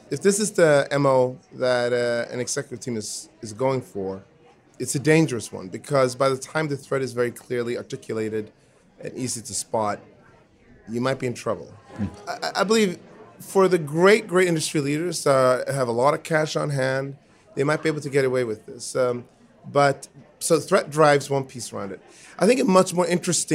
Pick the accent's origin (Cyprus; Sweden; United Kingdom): Sweden; I was born in Sweden to my dad, who's Swedish, and to my mom, who's American.